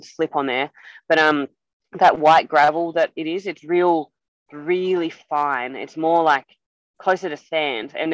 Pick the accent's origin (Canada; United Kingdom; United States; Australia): Australia; moved away as an adult; as an Australian